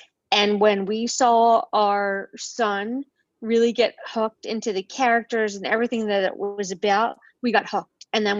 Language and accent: English; Mount Laurel, New Jersey, United States; I'm from Mount Laurel, New Jersey. It's about 30 minutes from the Philadelphia airport.